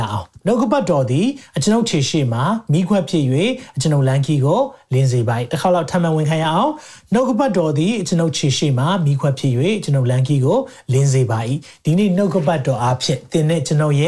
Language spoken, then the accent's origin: Burmese; Chin State, Myanmar